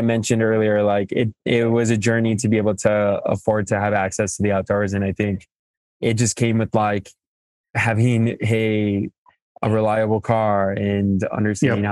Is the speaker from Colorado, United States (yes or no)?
yes; Fort Morgan, Colorado, United States; also born or lived in Mexico / Greeley, Colorado; I'm originally from Mexico and came to the states and documented and grew up in northern Colorado, in Fort Morgan, uh, northeast plains of Colorado